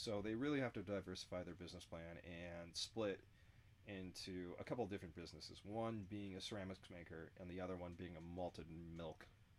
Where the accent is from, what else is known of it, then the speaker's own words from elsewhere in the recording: the Rockies, United States; Yeah, we're both from the Rockies.